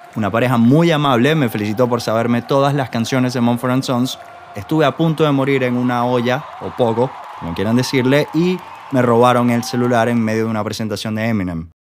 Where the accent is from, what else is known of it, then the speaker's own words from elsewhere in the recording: Venezuela; moved away as an adult; el aniversario de la última vez que estuve sobre suelo venezolano